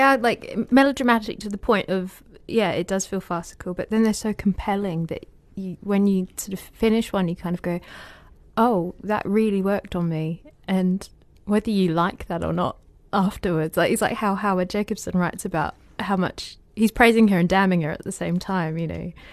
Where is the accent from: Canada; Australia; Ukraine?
Australia; moved away as an adult; now in United Kingdom; I'm Australian